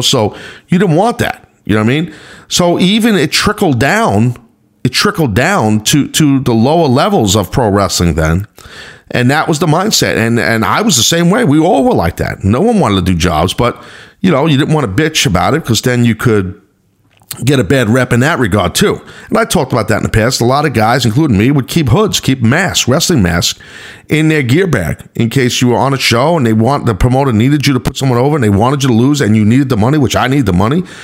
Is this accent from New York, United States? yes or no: yes; New York, United States; I was from the north I was from New York